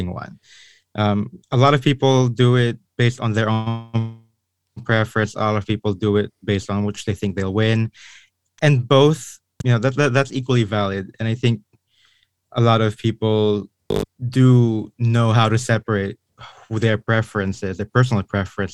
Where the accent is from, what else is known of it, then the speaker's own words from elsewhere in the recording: Philippines; I was born and raised in the Philippines